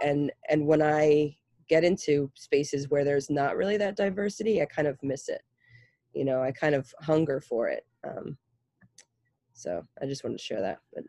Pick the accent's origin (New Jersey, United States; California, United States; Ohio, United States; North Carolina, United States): New Jersey, United States; Clifton; I grew up in Northern New Jersey, Clifton